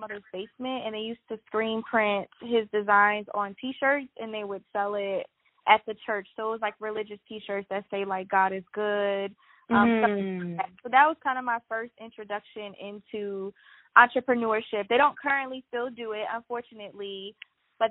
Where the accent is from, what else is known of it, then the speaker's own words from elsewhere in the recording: New Jersey, United States; now in Atlanta, United States; I currently live in Atlanta, but I'm originally from Jersey. That's where I was born and raised